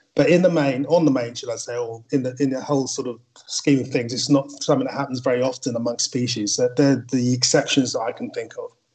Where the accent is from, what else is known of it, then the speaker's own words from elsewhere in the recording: Wembley, London, United Kingdom; I grew up in Wembley